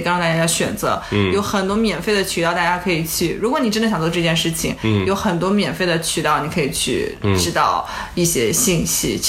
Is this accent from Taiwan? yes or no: no; China; 对非常多的，然后我感觉也对我们就是中国人造成了一定的压